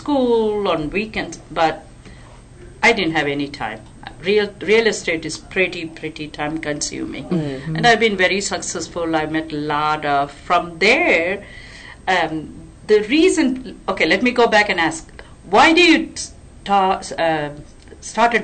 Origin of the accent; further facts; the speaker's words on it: India; moved away as an adult; now in Texas, United States; I was born in India, raised in India, moved to America 4 decades ago.